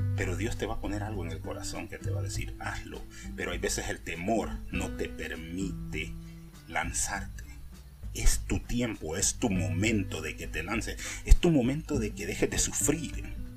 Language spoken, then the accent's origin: Spanish; Honduras; moved away; yo soy de Centroamérica, de Honduras para ser exactamente, creo que ya me han agarrado por la voz